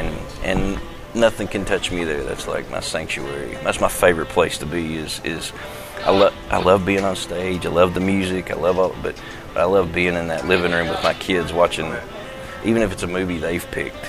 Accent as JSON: {"language": "English", "region": "the South", "country": "United States", "tie": "born there", "said": "we'd have to move every 2 or 3 years, and Dad would take another church or something. I always say I was born in the South, but I've been cultured since"}